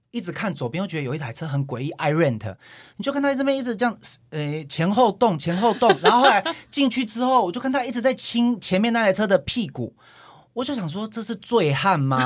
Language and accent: Chinese; Taichung, Taiwan; 我是台中的